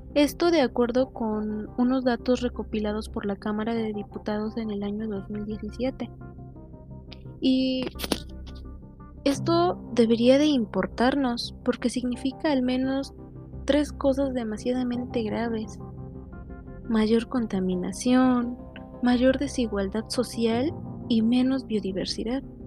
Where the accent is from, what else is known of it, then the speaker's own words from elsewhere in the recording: Mexico; en mi caso soy de México